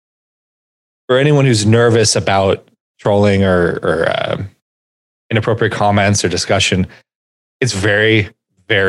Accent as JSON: {"language": "English", "region": "California", "country": "United States", "tie": "born or raised there", "said": "growing up in California with living comfortably in the middle class"}